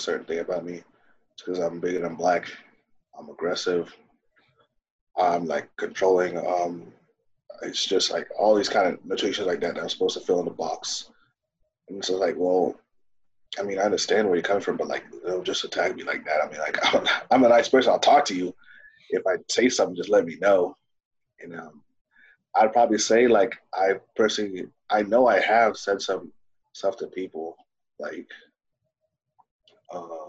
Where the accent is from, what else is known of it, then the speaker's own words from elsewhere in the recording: Dayton, Ohio, United States; first language Swahili; English is a second language; also born or lived in Kenya; I've been going up Dayton, Ohio